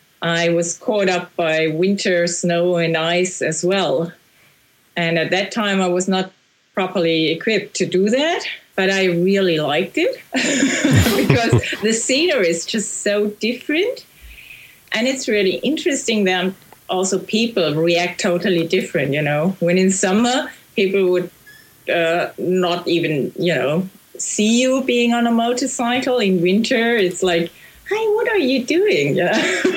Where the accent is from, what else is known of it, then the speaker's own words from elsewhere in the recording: Germany; I'm from Germany